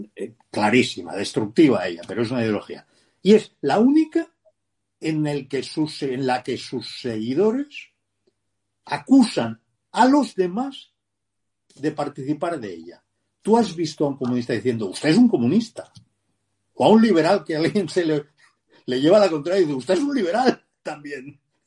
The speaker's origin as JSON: {"language": "Spanish", "region": "Catalonia", "country": "Spain", "moved": "yes", "said": "como catalán digo consideré porque ya no soy catalán, pero cuando lo era"}